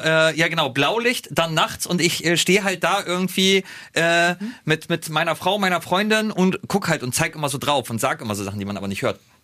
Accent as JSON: {"language": "German", "country": "Germany", "said": "als Deutscher"}